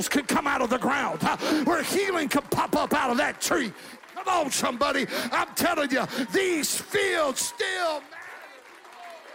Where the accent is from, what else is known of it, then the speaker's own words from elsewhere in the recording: Magic Valley, southern Idaho, United States; I grew up in the Magic Valley of southern Idaho